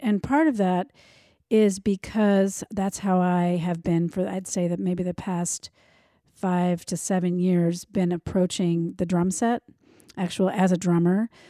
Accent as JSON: {"language": "English", "country": "United States", "tie": "born or raised there", "said": "I grew up outside of Washington, D C"}